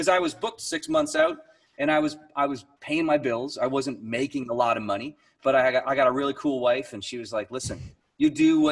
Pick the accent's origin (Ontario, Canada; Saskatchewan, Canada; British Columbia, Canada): Ontario, Canada; Niagara Falls; now in St. Catharines, Canada; I grew up in Niagara Falls. I live in St. Catharines.